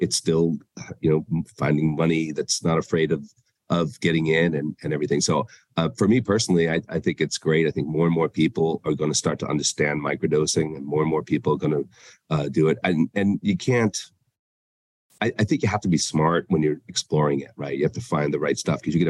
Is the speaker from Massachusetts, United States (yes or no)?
yes; Boston, Massachusetts, United States; moved away; also born or lived in Denver; my hometown of Boston